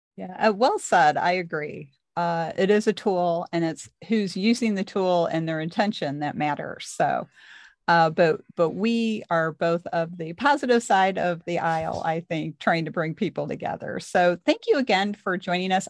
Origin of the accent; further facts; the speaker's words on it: Missouri, United States; I'm from Missouri.